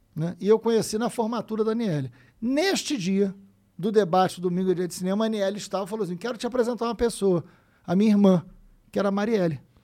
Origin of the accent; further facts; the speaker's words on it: Niterói, Rio de Janeiro, Brazil; nasci em Niterói, São Gonçalo, ali